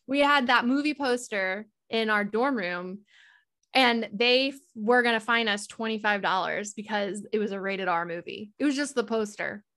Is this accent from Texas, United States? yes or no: yes; Texas, United States; I'm from Texas